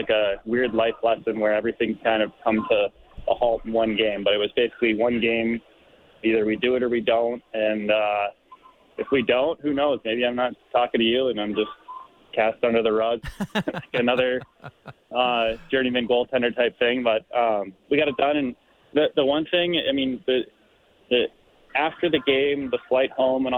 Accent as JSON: {"language": "English", "country": "Canada", "tie": "born or raised there", "said": "a Canadian kid who grew up watching Hockey Night in Canada"}